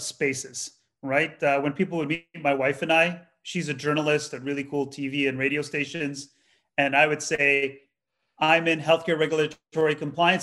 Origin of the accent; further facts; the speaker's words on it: Toronto, Ontario, Canada; I'm from a part of the Greater Toronto area called Scarborough. I'm a kid from Scarborough